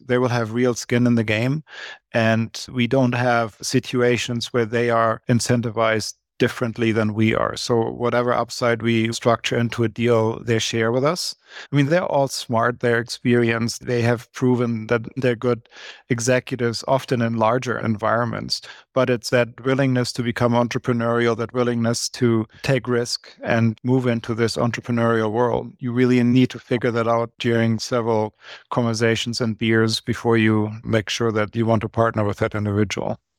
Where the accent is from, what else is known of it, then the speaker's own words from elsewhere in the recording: Germany; moved away as an adult; now in Canada; born and raised in Germany, and I came to Canada about twenty-five, twenty-six years ago in my very early thirties